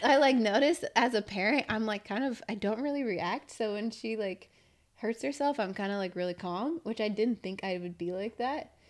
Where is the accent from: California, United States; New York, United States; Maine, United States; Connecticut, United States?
California, United States; Valley Center; growing up in Valley Center.